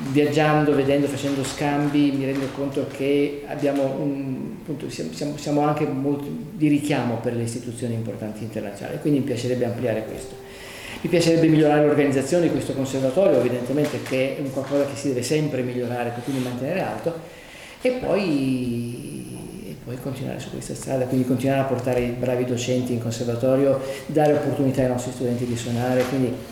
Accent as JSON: {"language": "Italian", "town": "Naples", "region": "Campania", "country": "Italy", "moved": "yes", "lives_now": "Milan, Italy", "said": "Io poi sono napoletano"}